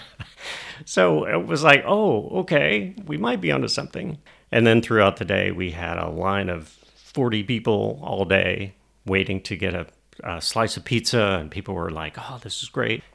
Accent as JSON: {"language": "English", "town": "Albany", "region": "Georgia", "country": "United States", "tie": "born or raised there", "lives_now": "Atlanta, United States", "said": "I grew up in Albany, Georgia, um, but came to Atlanta to go to school, and then um, you know started my career here."}